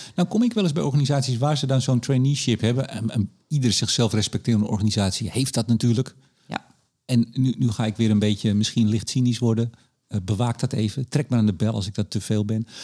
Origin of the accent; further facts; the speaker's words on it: Amsterdam, North Holland, Netherlands; ik ben een Amsterdammer